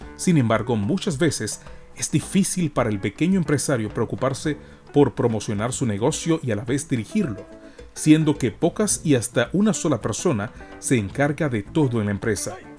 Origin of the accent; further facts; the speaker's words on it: Panama; en nuestra cultura como panameños